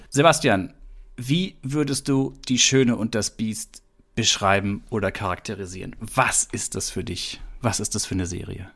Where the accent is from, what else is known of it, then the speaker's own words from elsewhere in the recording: Baden-Württemberg, Germany; wir hier im heimischen Baden-Württemberg in Süddeutschland, wo ich groß geworden bin